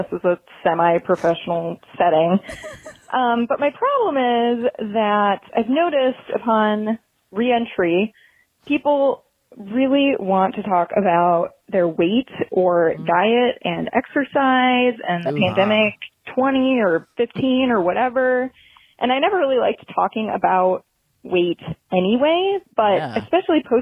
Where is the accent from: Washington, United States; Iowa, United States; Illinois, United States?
Illinois, United States; Chicago; now in Oklahoma, United States; I'm originally from Chicago. I currently live in Oklahoma